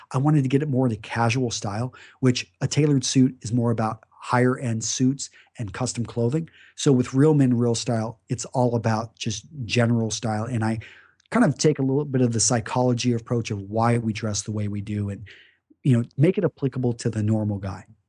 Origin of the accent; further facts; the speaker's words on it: Greenwood, Texas, United States; I grew up in West Texas, Midland, Texas, to be specific, uh, just a small town outside of there called Greenwood